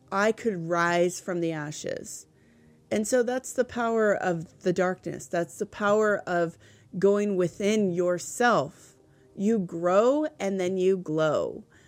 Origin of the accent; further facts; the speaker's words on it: California, United States; now in New Hampshire, United States; I grew up in California